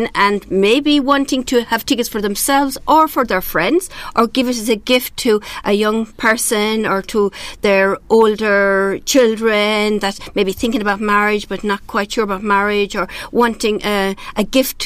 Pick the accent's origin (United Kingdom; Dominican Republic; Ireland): Ireland; being Irish myself